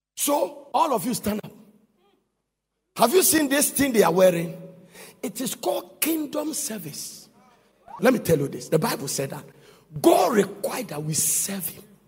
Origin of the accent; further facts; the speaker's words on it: Ghana; we are Ghanaian